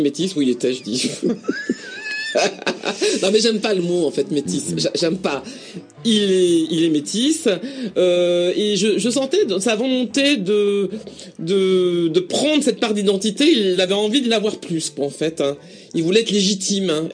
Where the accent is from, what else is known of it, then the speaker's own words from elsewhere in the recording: Paris, Île-de-France, France; accent: Parisian; mon accent parisien